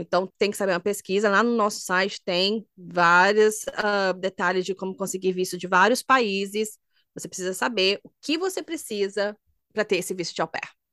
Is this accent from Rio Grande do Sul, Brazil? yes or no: no; Minas Gerais, Brazil; moved away as an adult; also born or lived in Germany; eu sou de Minas